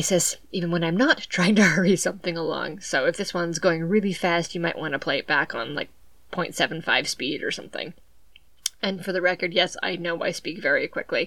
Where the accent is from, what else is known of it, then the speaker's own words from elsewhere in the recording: southeastern Massachusetts, United States; I'm from southeastern Massachusetts, and it's just the way everyone talks